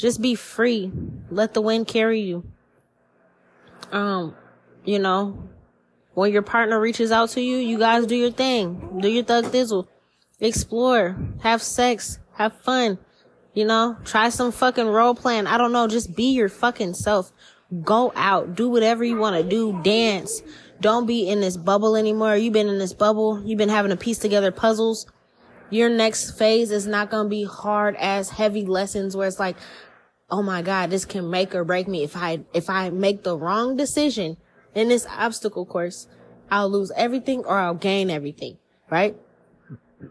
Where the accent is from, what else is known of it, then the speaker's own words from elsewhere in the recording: United States; As an American born and raised here